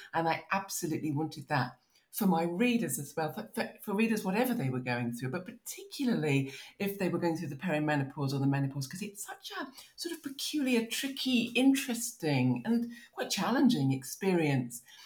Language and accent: English; Maidstone, South East England, United Kingdom; moved away; also born or lived in United States; I'm growing up in Kent